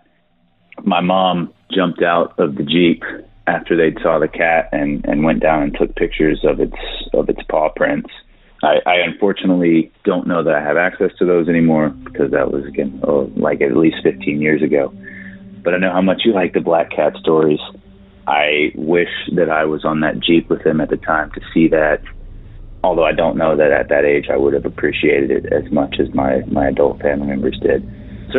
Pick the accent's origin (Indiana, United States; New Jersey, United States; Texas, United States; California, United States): Texas, United States; East; we're all from East Texas